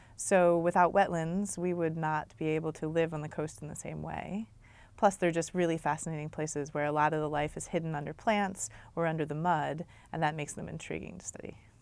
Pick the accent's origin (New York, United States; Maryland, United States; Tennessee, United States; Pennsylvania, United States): Maryland, United States; moved away as an adult; also born or lived in Massachusetts; now in Long Beach, United States; I grew up in Maryland, which is dominated by the Chesapeake Bay